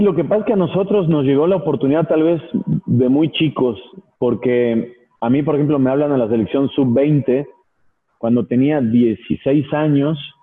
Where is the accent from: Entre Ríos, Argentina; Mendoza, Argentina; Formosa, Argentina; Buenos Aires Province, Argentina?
Buenos Aires Province, Argentina; Mar del Plata; also born or lived in León, Mexico; now in Mexico; yo pasé mi infancia en Mar del Plata, en Argentina